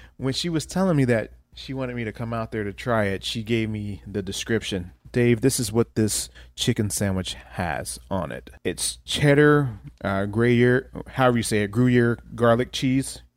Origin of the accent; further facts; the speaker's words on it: Ohio, United States; now in Omaha, United States; I'm from Ohio